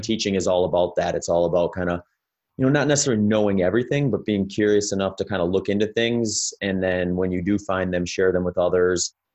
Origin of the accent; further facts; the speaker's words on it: Wisconsin, United States; moved away as an adult; also born or lived in California; now in Phoenix, United States; I grew up in the Midwest in, in Wisconsin before moving out to California in two thousand fifteen and, uh, now I'm down in Phoenix, Arizona